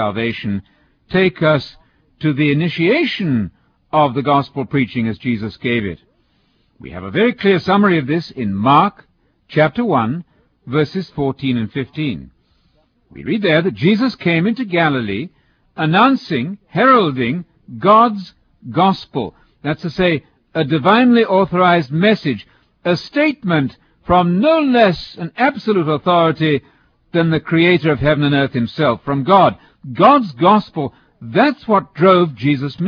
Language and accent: English; United Kingdom; as a British visiting teacher in America